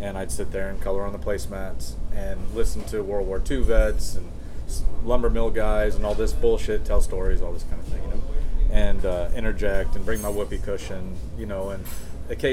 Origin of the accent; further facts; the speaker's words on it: Waverly, near Akron, Ohio, United States; When I was little, like very little, you know, 2, 3, 4, I grew up around Waverly